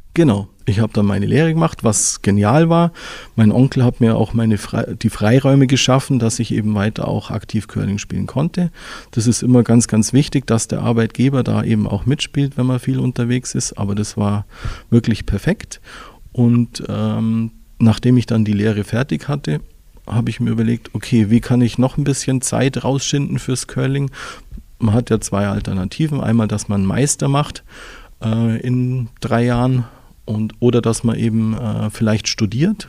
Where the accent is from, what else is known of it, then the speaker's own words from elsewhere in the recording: Füssen, Bavaria, Germany; Aufgewachsen bin ich in Füssen, geboren bin ich auch in Füssen